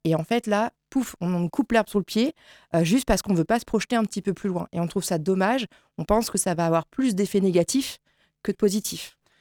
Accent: Saint-Marceau, France; je suis habitante de Saint-Marceau

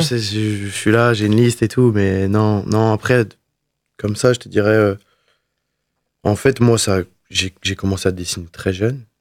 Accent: Le Mans, Pays de la Loire, France; moved away as an adult; also born or lived in Milan, Italy; now in Montreuil, France; Je suis né au Mans et très fier d'être né dans cette ville. En, le 12 mars 1996, euh, j'ai commencé, du coup, j'ai passé 23 ans ici avant de partir euh, en Italie et ensuite à Paris

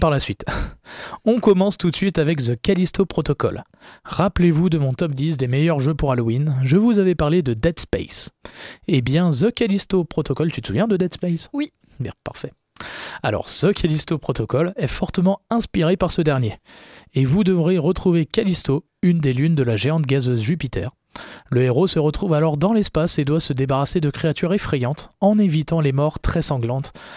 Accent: France; on est français, voilà, on parle français

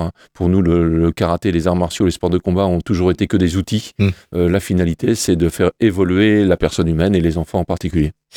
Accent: Le Mans, Pays de la Loire, France; je viens des, des quartiers des Roncerets, du Mans

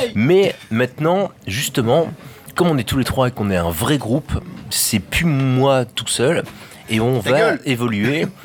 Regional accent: France; pour nous, Français

